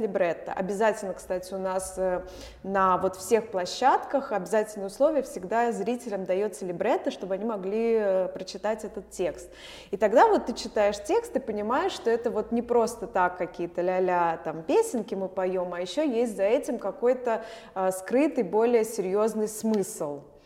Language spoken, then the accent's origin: Russian; Moscow, Russia; moved away as an adult; now in Vilnius, Lithuania; я родилась в Москве, в Москве я училась